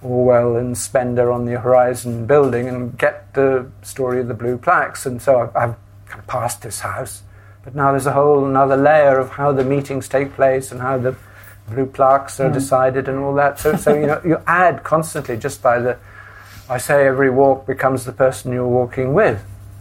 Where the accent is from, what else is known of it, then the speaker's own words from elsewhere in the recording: South Wales, United Kingdom; moved away as an adult; also born or lived in Hackney, London; now in London, United Kingdom; I grew up in South Wales